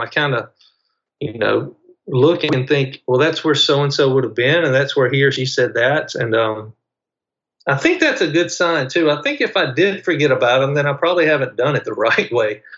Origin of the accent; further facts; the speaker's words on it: Mississippi, United States; I'm from Mississippi